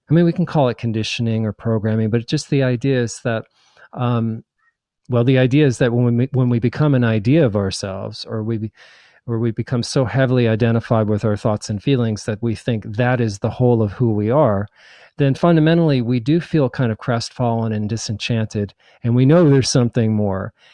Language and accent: English; New Jersey, United States; also born or lived in New York / Nebraska / Hawaii / New Mexico; now in Asheville, United States; I was born in New York and raised in New Jersey